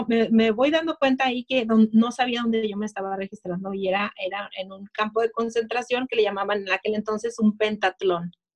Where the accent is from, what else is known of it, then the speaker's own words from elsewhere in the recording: Tijuana, Baja California, Mexico; now in United States; yo nací en México, nací muy cerquita de aquí de Estados Unidos, nací en Tijuana